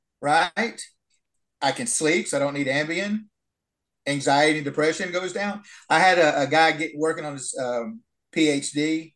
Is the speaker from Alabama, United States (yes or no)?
yes; Huntsville, Alabama, United States; I'm in Huntsville, Alabama right now. That's where I grew up.